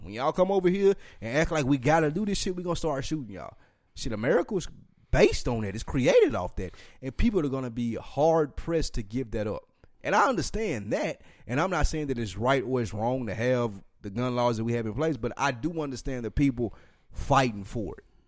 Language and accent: English; Nashville, Tennessee, United States; I'm from Nashville, Tennessee, and I grew up on …